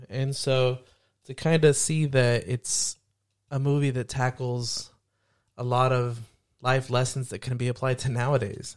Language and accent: English; Hayward, California, United States; growing up in Hayward